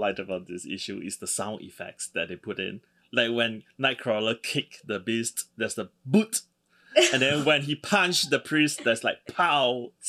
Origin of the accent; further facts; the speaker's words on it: Singapore; because I'm from Singapore.